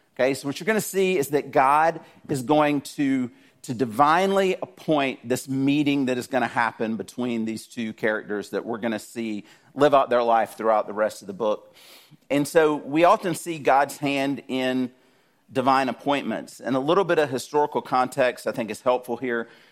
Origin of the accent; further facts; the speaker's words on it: South Georgia, United States; I grew up in South Georgia.